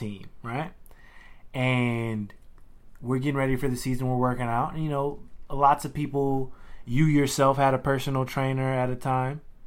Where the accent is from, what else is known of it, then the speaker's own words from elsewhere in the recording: Louisiana, United States; as a kid from Louisiana, like, growing up in the South